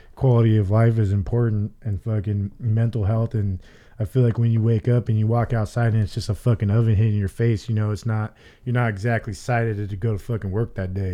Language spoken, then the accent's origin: English; Arizona, United States; I'm fucking from Arizona, born and raised